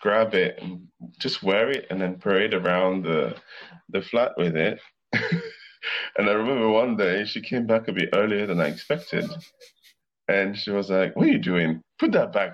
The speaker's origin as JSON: {"language": "English", "country": "Madagascar", "tie": "born or raised there", "moved": "yes", "said": "I grew up in Africa. I grew up in Madagascar"}